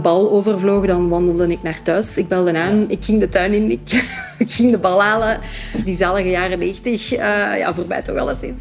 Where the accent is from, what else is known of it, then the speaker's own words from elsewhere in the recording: Hoegaarden, Flanders, Belgium; also born or lived in Tienen / Ghent; ik woon in Hoegaarden, het mooie landelijke Hoegaarden, samen met mijn zoontje Louis, is 5 jaar, en mijn man Wim. Nu al eh, heel mijn leven, geboren en getogen